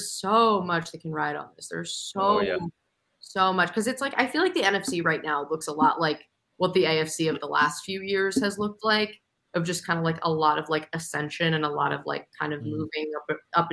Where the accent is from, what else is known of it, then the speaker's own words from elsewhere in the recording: Philadelphia, Pennsylvania, United States; moved away as an adult; now in Indianapolis, United States; my hometown debut on TV